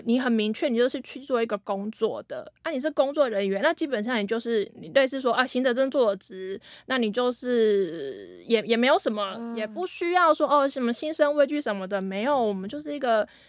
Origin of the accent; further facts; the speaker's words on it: central Taiwan, Taiwan; 可是因为我那个腔调吼，就是可能有些块蓝调，可能有有被北部影响到，还怎么样？就是我回去中部的时候，乡亲都会说